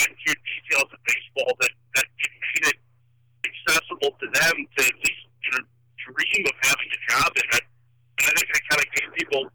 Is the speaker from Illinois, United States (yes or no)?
yes; Chicago, Illinois, United States; I'm from Chicago